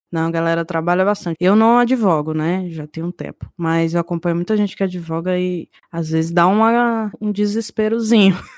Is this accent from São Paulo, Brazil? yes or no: no; Brasília, Federal District, Brazil; eu sou de Brasília